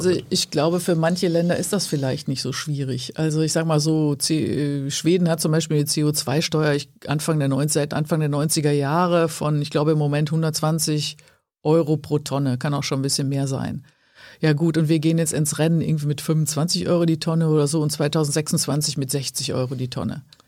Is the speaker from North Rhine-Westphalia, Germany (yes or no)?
yes; Ruhr area, North Rhine-Westphalia, Germany; also born or lived in Cologne / Wuppertal; im Ruhrgebiet, wo ich herkomme